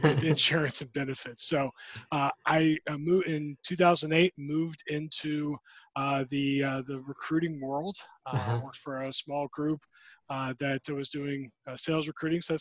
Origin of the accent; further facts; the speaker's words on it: Dunwoody, Georgia, United States; I'm a native Georgian. I grew up in Atlanta